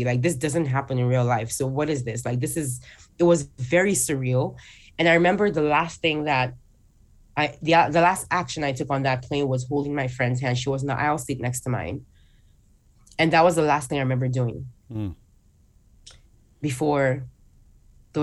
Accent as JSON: {"language": "English", "country": "Nigeria", "tie": "born or raised there", "moved": "yes", "said": "I still lived in my home country, Nigeria. That's where I was born and raised."}